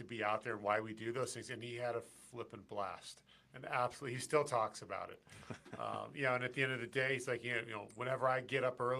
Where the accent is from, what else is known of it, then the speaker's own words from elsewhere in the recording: California, United States; I grew up in California.